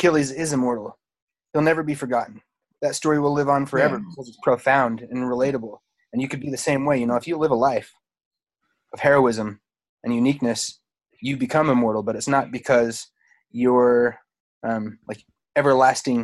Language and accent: English; Utah, United States; I'm from Utah, home of the Mormons